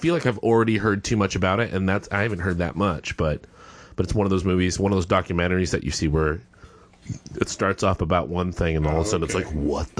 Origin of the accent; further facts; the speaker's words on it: West Texas, United States; And I'm from West Texas